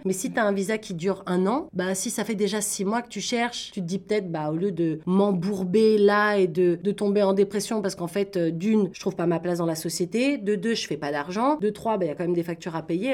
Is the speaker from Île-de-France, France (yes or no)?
yes; Paris, Île-de-France, France; now in Toronto, Canada; moi je viens de Paris